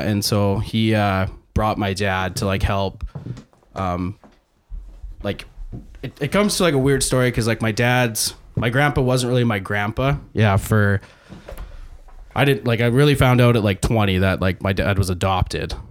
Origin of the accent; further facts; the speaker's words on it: Saskatchewan, Canada; I was born here.